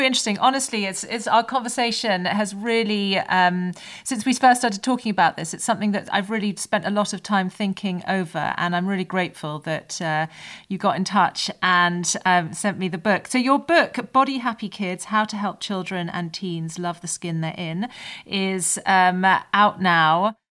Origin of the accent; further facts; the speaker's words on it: United Kingdom; as British people